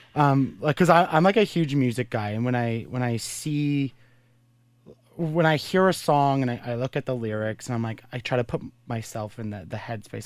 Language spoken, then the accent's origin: English; Brockville, Ontario, Canada; I was born in Brockville